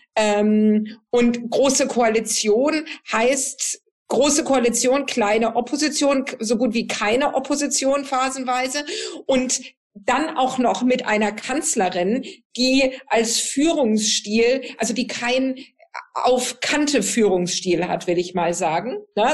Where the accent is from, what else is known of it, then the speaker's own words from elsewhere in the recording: Southern Germany, Germany; da, wo ich herkomme, äh, aus, aus Süddeutschland